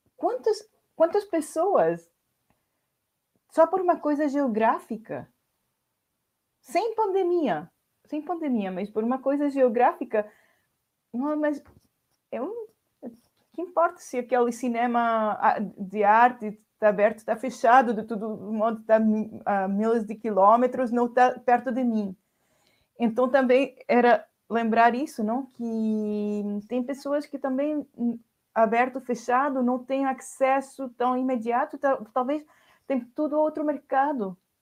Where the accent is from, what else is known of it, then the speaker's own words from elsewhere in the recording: Chile; Portuguese is a second language; now in Paris, France; eu sou chilena